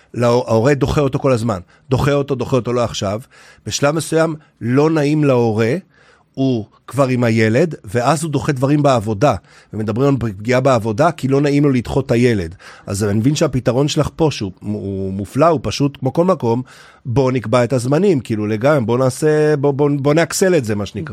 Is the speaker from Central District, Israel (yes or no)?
no; Haifa area, Haifa District, Israel; רחוק בערבות חיפה, אנחנו חבורת בנים במשפחה